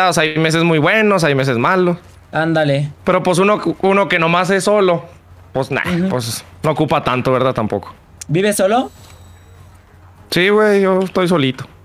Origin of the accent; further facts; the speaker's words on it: Chihuahua, Mexico; Ah, porque soy de Chihuahua.